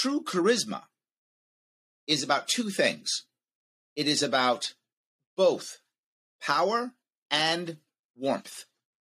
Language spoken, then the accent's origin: English; United States; as an American